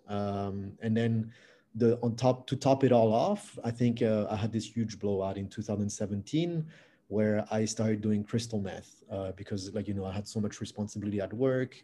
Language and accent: English; France; English is a second language; moved away as an adult; also born or lived in Canada / Australia / New Caledonia; now in Vietnam; I was uh, born and raised in France uh, from Vietnamese parents. And then I moved to Canada when I was 19 years old uh, to study English